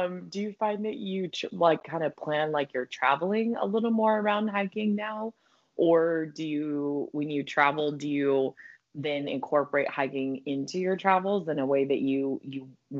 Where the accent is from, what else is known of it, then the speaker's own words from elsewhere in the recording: Colorado, United States; now in California, United States; I'm originally from Colorado